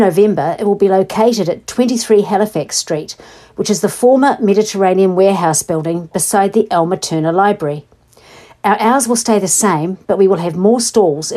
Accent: Invercargill, Southland, New Zealand; now in Tasman, New Zealand; I grew up in Invercargill

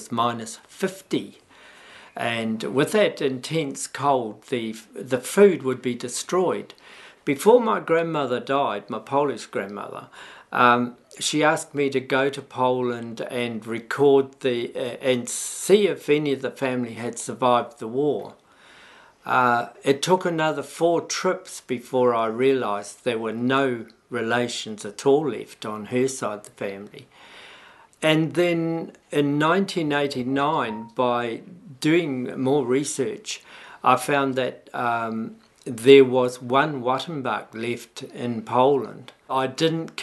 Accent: Waitara, Taranaki, New Zealand; I was born in Waitara in 1941, so I'm 76.

